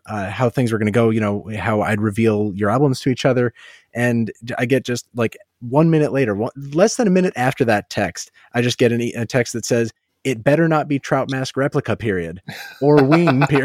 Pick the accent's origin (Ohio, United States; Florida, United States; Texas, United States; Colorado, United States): Ohio, United States; I was born in Ohio and I know quite a few Ohio hillbillies.